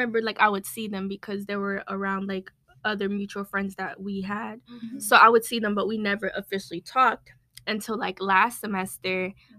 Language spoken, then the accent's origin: English; Seaford, Delaware, United States; moved away as an adult; now in Florida, United States; I'm from, I was born in Delaware, Seaford, Delaware. So I've been here like my whole life.